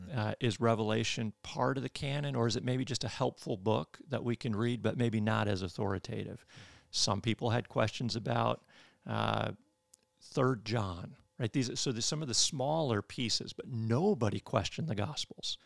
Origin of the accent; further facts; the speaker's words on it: Michigan, United States; moved away as an adult; now in Birmingham, United States; I'm from Michigan. Uh, I grew up in Michigan